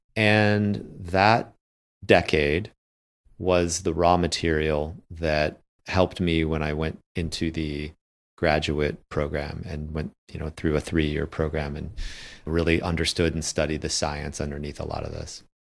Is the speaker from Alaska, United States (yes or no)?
no; Michigan, United States; my hometown